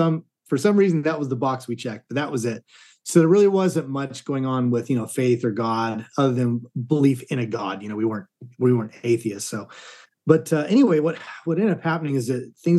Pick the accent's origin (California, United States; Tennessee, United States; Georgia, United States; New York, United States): California, United States; Southern; moved away as an adult; now in Dallas, United States; I grew up in Southern California.